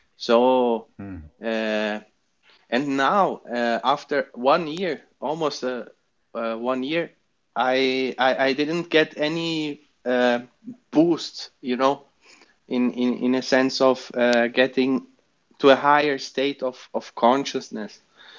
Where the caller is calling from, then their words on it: Brazil; I'm talking from Brazil, and I am a meditator for more than 1 year now.